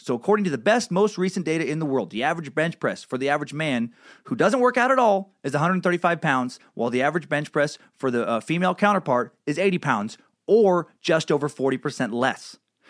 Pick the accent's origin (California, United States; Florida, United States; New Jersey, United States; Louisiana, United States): Louisiana, United States; I grew up in Southwest Louisiana in the mid-80s to early 2000s, and the culture there was still passive-aggressively racist.